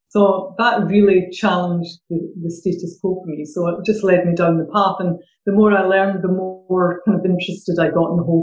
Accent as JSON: {"language": "English", "town": "Glasgow", "region": "Scotland", "country": "United Kingdom", "accent": "Glaswegian", "moved": "as an adult", "lives_now": "Suffolk, United Kingdom", "said": "originally from Glasgow, but I have been down in Suffolk for about 13 years. Every time I go back north, they say I've lost my accent. And then down here, they don't understand what I'm saying if I use my good old vernacular Glaswegian."}